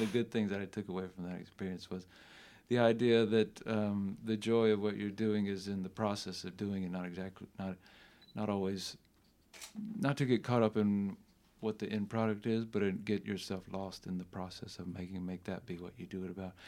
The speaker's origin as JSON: {"language": "English", "region": "South Carolina", "country": "United States", "tie": "born or raised there", "said": "We grew up together in South Carolina"}